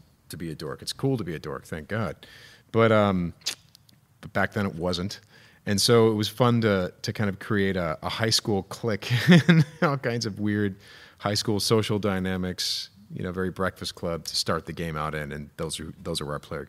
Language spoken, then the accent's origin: English; Illinois, United States; No, I'm from Illinois